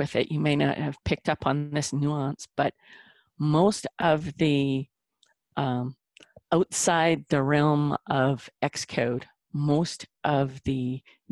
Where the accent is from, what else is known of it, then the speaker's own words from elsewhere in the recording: Lethbridge, Alberta, Canada; also born or lived in Calgary; moved back to my hometown where my parents and my brother live. It's Lethbridge.